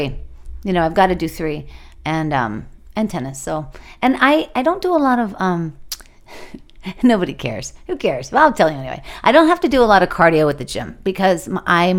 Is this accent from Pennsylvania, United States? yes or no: yes; Pittsburgh, Pennsylvania, United States; moved away as an adult; now in Los Angeles, United States; I'm from Pittsburgh, Pennsylvania